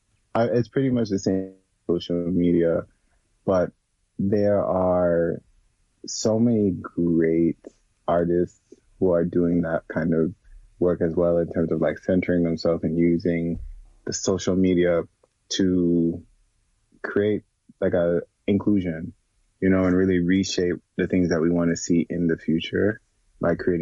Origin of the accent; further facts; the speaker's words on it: Jamaica; now in United States; I was born and raised in Jamaica and I grew up around Black people.